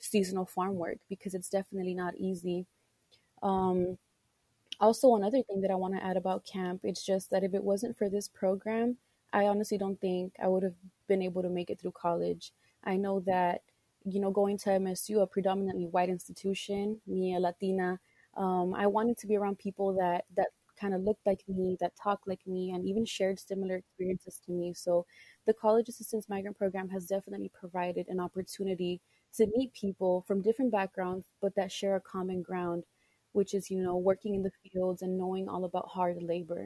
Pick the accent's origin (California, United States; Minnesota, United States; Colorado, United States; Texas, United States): Texas, United States; South; I'm from South Texas